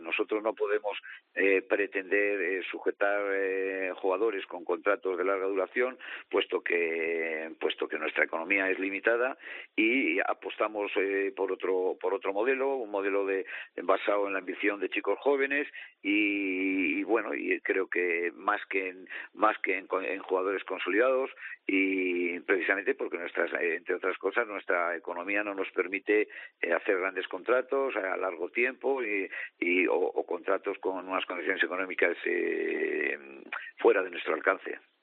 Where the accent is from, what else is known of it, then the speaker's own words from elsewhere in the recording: Miranda de Ebro, Castile and León, Spain; soy una persona de Miranda